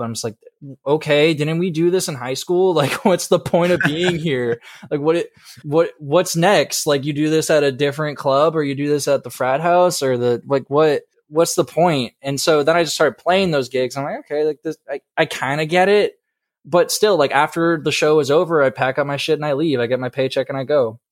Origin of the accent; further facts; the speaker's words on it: Marco Island, Florida, United States; moved away; also born or lived in Georgia; I'm originally from Southwest Florida, uh, about, like, two hours south of Fort My-, or no, an hour south of Fort Myers, uh, in a little town called Marco Island